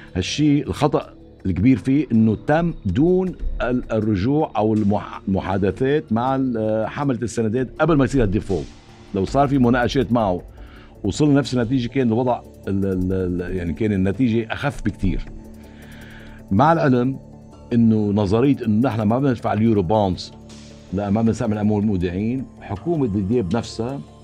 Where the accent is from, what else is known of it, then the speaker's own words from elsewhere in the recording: Lebanon; نحن كلبنانيين